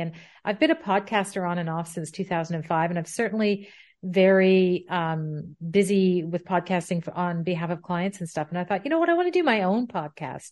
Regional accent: Ottawa, Ontario, Canada; moved away as an adult; also born or lived in Pembroke / England; I am Canadian and, uh, born in Ottawa, where I currently reside. However, I haven't lived most of my life here. I, I was, I, I was here as a child and a young adult

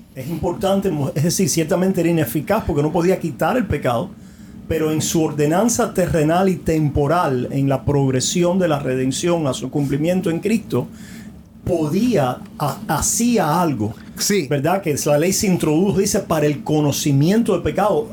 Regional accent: Cuba; moved away; Allá en mm. nuestra isla hace tantas décadas ya que estamos lejos de ellos

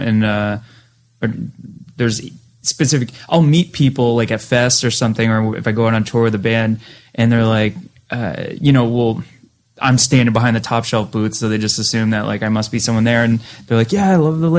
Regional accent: Massachusetts, United States; we're from Boston, {S6} right? {S5} You know, it's all so, I was on the other side of the state and I was 80 miles outside of Boston, so it's like not even that far

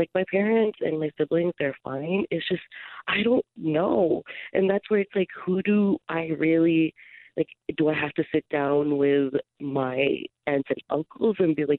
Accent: Philippines; we're a Filipino family, so it's gatherings, there's 20 people.

